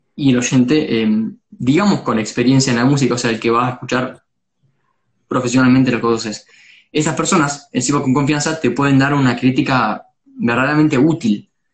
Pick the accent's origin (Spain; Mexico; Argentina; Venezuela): Argentina; Pilar, Buenos Aires Province; Yo soy de, Pilar, pero cuando suelo laburar es en, en Capital, o sea, en el centro